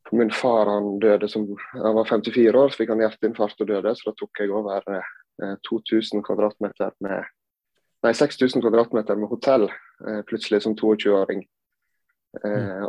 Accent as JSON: {"language": "Norwegian", "town": "Sandane", "region": "Vestland", "country": "Norway", "tie": "born or raised there", "also_born_or_lived": "Gran Canaria, Spain / Førde / Oslo", "said": "Jeg er jo da oppvokst på eh, Gloppen hotell"}